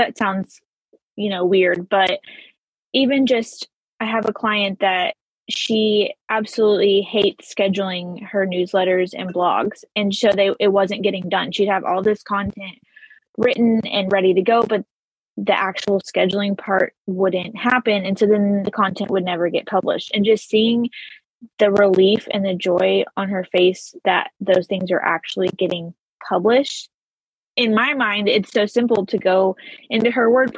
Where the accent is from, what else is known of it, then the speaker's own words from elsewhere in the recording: Texas, United States; born and raised in Texas.